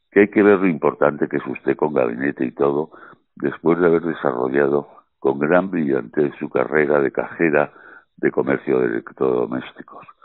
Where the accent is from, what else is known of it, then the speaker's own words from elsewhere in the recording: Madrid, Community of Madrid, Spain; born there; Nací en el Sanatorio de San Francisco de Asís de Madrid, ese magnífico hospital privado